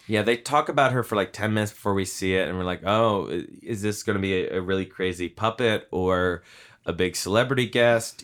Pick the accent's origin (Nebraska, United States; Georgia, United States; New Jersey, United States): New Jersey, United States; Hopewell; I grew up in town near Princeton. And in my town of Hopewell, the auto mechanics that, uh, Tim Robbins' character worked at is, uh, uh, that is in my hometown.